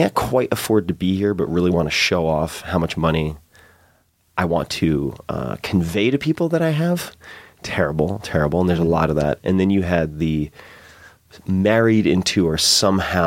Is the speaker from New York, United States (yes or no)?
yes; East Hampton, New York, United States; also born or lived in Southampton; I grew up as a townie in the Hamptons